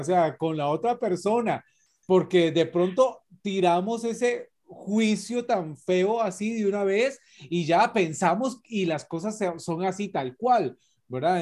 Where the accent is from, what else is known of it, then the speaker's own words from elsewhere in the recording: Costa Rica; nosotros como ticos